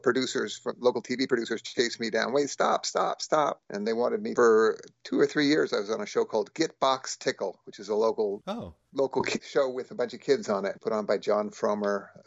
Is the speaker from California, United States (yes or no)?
yes; Berkeley, California, United States; also born or lived in Walnut Creek, California; I was born in Walnut Creek, California, but grew up, my entire upbringing was in Berkeley